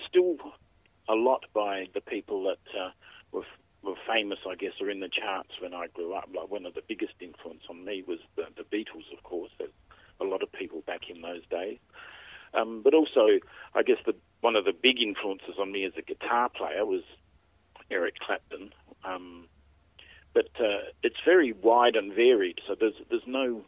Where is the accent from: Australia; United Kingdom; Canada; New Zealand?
Australia; Adelaide, South Australia; also born or lived in Melbourne; I grew up in Adelaide